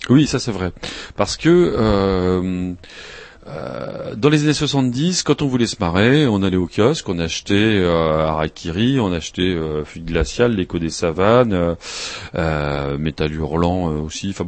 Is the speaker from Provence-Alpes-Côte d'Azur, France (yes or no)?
no; Grand Est, France; le délit de blasphème existe chez moi en Alsace-Moselle, figurez-vous